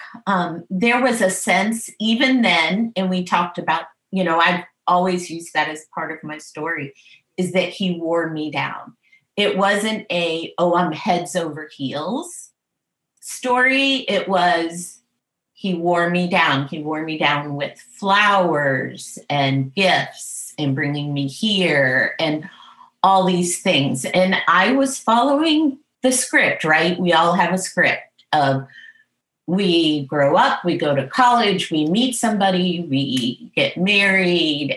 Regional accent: New England, United States; I was from the New England area

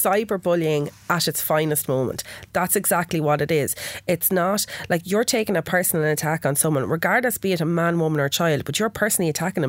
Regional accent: Wexford, Leinster, Ireland; I can't change my accent, I'm from Wexford. Like, what do you expect a Wexford girl to have? A Cork accent, or a Wexford girl to have a Dublin accent?

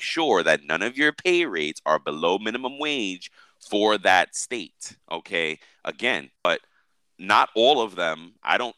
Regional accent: New York, United States; I'm a New Yorker

